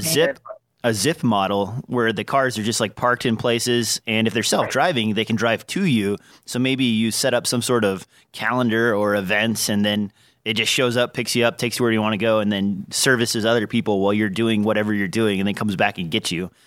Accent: Nebraska, United States; accent: least noticeable accent; I'm from Nebraska

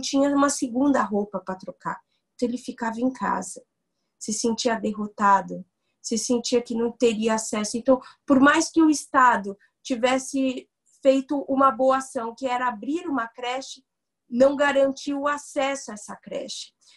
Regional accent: São Paulo, Brazil; eu nasci e cresci no Capão Redondo

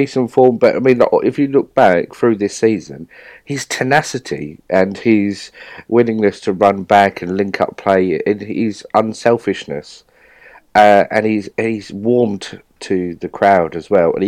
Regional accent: London, United Kingdom; moved away as an adult; now in Essex, United Kingdom; So I grew up in Bow in East London.

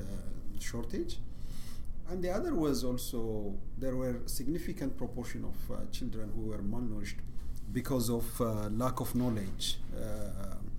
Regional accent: Bahir Dar, Amhara, Ethiopia; I grew up in Bahardar.

